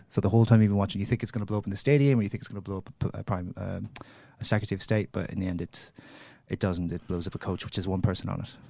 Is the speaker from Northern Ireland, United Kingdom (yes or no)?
yes; Derry, Northern Ireland, United Kingdom; I come from Derry